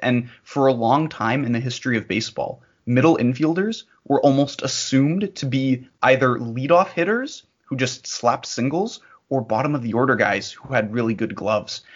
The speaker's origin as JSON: {"language": "English", "area": "bordering Michigan", "region": "Ontario", "country": "Canada", "said": "as a Canadian uh, and as a Canadian who borders Michigan"}